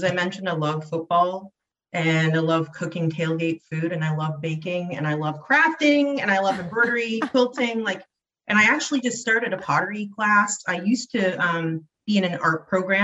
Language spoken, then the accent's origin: English; London, Ontario, Canada; I hail from London, Ontario, Canada.